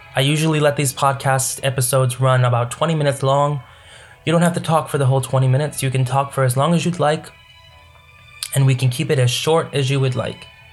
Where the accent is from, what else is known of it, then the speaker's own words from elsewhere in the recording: United States; I grew up in America.